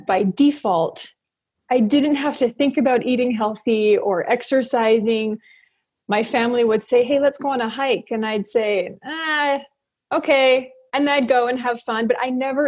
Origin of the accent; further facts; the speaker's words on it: United States; also born or lived in Tokyo, Japan; I am American